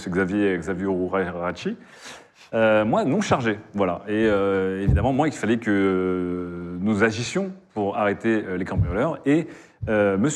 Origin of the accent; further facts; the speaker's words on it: Quebec, Canada; Je vous rappelle que je suis québécois, une caricature de québécois.